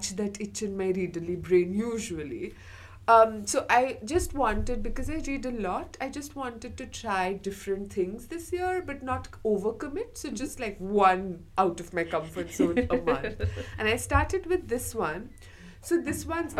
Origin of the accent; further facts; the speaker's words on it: India; now in Scotland, United Kingdom; I'm from India.